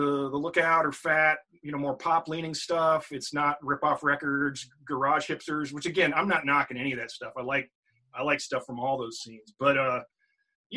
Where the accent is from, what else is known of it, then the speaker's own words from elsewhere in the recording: Virginia, United States; moved away as an adult; also born or lived in San Francisco Bay Area; now in Richmond, United States; moved back to Richmond, Virginia, which is, you know, my home state.